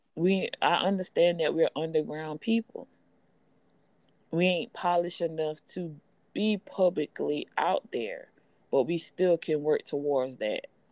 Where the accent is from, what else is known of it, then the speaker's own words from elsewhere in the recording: Charleston, South Carolina, United States; I hail from Charleston, South Carolina. I'm a proud Gullah Geechee woman